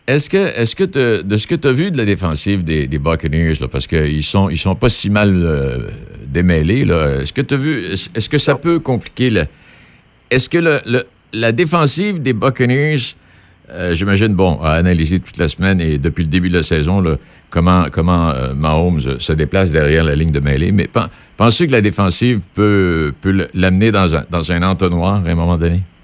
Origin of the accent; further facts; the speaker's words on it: Pont-Rouge, Quebec, Canada; j'ai grandi à Pont-Rouge